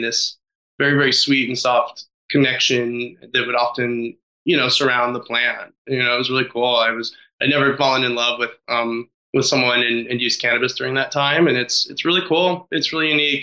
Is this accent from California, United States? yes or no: no; Nevada, United States; I grew up in Nevada